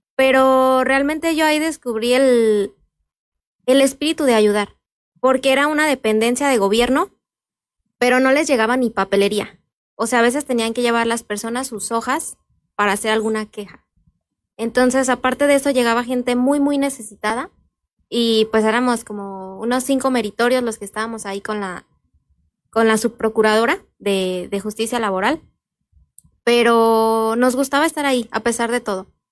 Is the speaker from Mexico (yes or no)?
yes; Santa Clara, Michoacán, Mexico; yo eh, soy originaria de Santa Clara, ahí eh, crecí y he vivido pues todos estos años